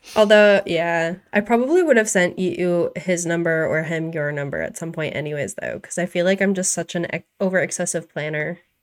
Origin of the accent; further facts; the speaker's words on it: Maine, United States; now in North Carolina, United States; I grew up in Maine